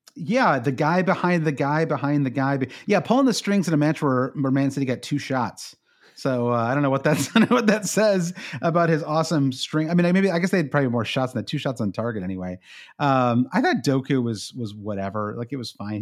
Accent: United States; as an American

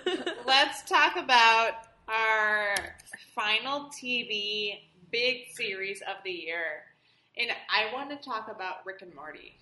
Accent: Detroit, Michigan, United States; I'm from Detroit

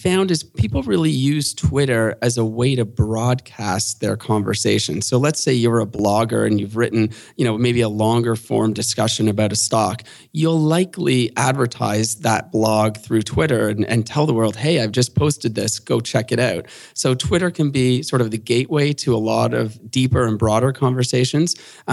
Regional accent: Canada; being a Canadian in the derivatives market

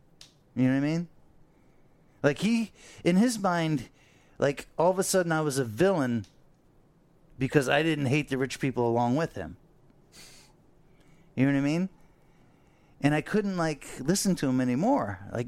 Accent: Fort Lauderdale, Florida, United States; I grew up on the Intercoastal here in Fort Lauderdale.

